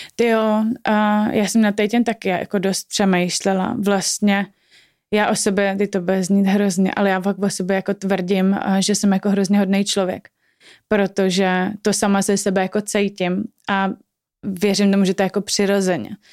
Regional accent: Prague, Czechia; obě dvě jsme z Prahy

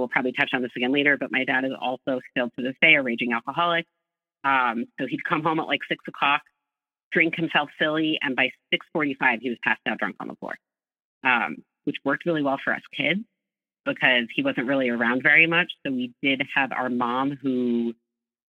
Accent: Northeast of the U.S., United States; I grew up in the Northeast of the U.S.

